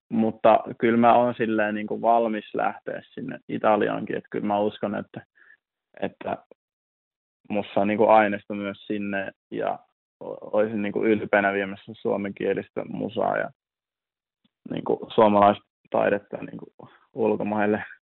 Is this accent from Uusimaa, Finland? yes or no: no; North Savo, Finland; moved away; mä oon kasvanut Savossa nimenomaan